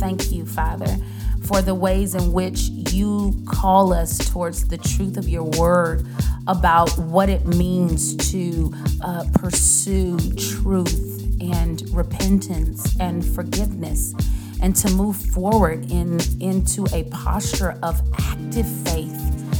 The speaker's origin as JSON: {"language": "English", "country": "United States", "said": "As American, in our American culture"}